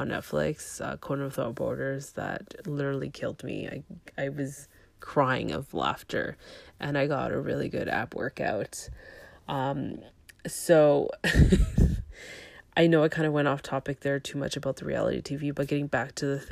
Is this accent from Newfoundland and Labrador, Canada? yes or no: no; Toronto, Ontario, Canada; I was born in Toronto.